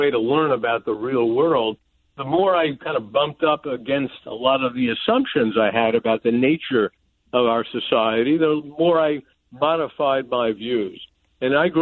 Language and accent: English; New York City, New York, United States; moved away as an adult; also born or lived in Capital Region, New York; now in Florida, United States; I grew up in the Bronx